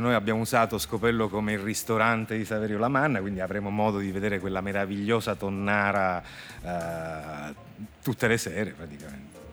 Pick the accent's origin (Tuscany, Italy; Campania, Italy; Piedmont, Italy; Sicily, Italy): Sicily, Italy; Palermo; Io sono palermitano